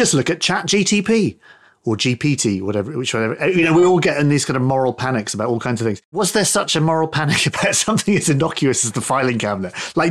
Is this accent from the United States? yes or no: no; United Kingdom; we used to have a show here in the UK